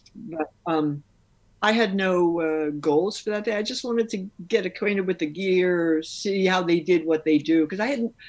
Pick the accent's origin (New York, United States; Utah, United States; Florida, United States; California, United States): New York, United States; New York City; I'm from New York City